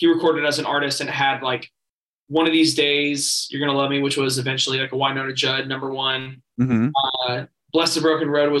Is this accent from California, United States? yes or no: no; Nashville, Tennessee, United States; also born or lived in St. Petersburg, Florida; So Nashville's my hometown. My dad's a songwriter. So I grew up in the business